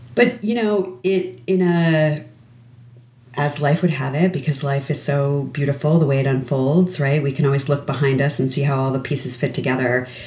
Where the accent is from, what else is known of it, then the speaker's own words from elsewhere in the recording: Connecticut, United States; I grew up in Connecticut.